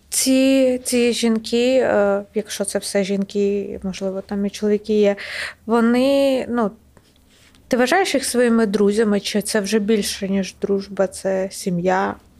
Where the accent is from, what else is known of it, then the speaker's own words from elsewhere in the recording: Kyiv Oblast, Ukraine; моя сім'я з Київщини, і, відповідно, моє різне селище було окуповане